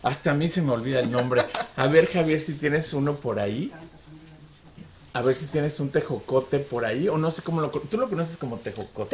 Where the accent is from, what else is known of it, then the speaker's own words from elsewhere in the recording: Mexico City, Mexico; now in Arizona, United States; somos de Ciudad de México